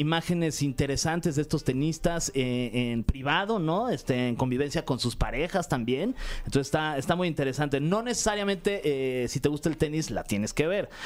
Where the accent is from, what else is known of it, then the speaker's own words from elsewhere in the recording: Mexico; nosotros como mexicanos